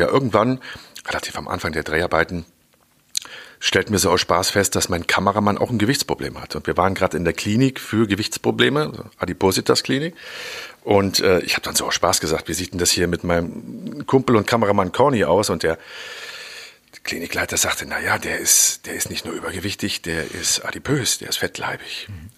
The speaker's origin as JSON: {"language": "German", "country": "Germany", "said": "bei uns in Deutschland"}